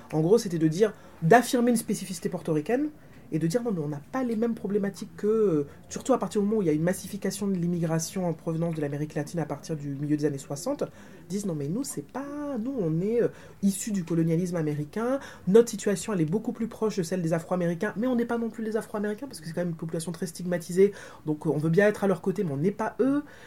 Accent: Martinique; je suis martiniquaise, que j'ai grandi en Martinique

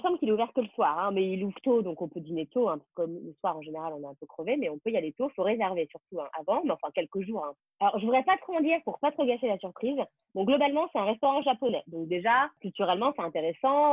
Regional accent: France; moved away as an adult; now in New York, United States; je suis française avant tout

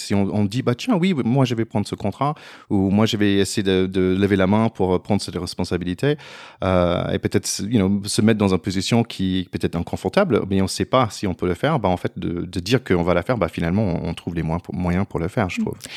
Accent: United States; French is a second language; moved away; je suis américain

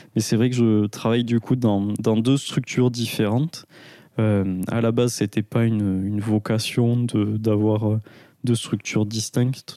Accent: Aveyron, Occitania, France; now in Toulouse, France; je suis originaire d'Aveyron, donc j'ai grandi à la campagne jusqu'à mes 18 ans et j'ai commencé les études à, Toulouse.

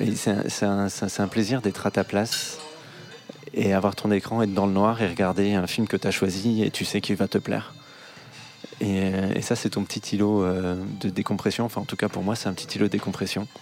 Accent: Besançon, Bourgogne-Franche-Comté, France; moved away as an adult; also born or lived in Berlin / Asia; now in Paris, France; j'ai grandi à Besançon

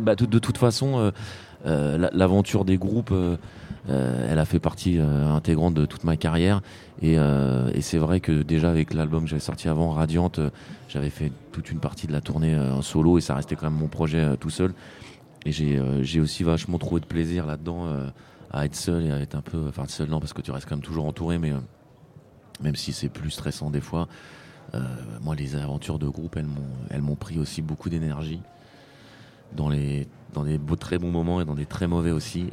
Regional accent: France; moved away as an adult; now in Spain; j'ai quitté la France, je, maintenant, je vis en Espagne

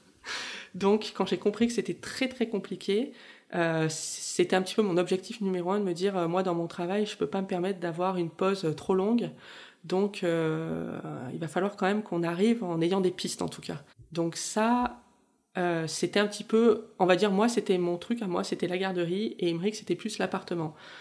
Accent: Toulon, Provence-Alpes-Côte d'Azur, France; moved away as an adult; now in Montreal, Canada; je suis originaire de la région de Toulon

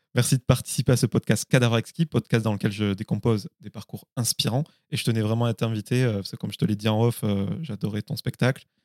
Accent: Carcassonne, Occitania, France; je suis de Carcassonne entre Toulouse et ah Montpellier

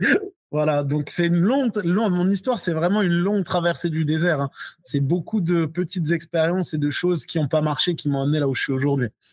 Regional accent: Alsace, Grand Est, France; also born or lived in Guadeloupe; j'ai grandi en Alsace

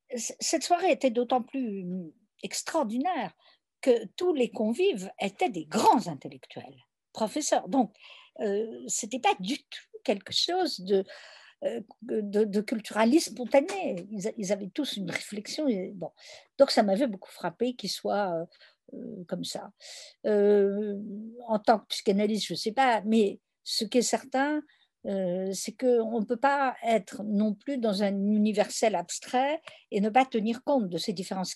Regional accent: France; je suis française

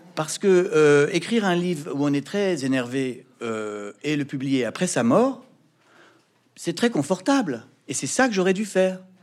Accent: France; Je suis français. Je vis dans un pays qui est fier de sa liberté d'expression.

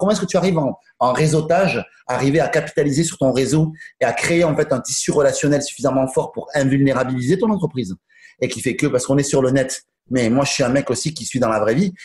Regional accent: Toulouse, Occitania, France; je suis né à Toulouse, je suis resté à Toulouse, vraiment, tout le temps.

